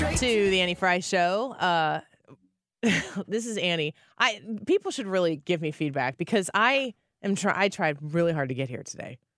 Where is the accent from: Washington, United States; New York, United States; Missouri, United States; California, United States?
Missouri, United States; St. Louis; I'm from St. Louis